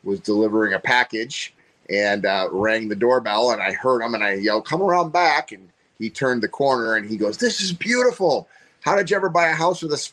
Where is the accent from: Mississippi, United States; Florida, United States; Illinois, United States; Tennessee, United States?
Illinois, United States; Wheaton; also born or lived in New Jersey; when I moved from New Jersey to Wheaton, Illinois, where I grew up